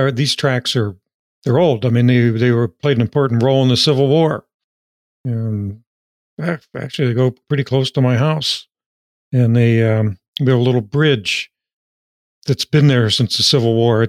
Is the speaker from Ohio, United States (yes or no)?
yes; East Liverpool, Ohio, United States; I grew up on the Ohio River in a small town called East Liverpool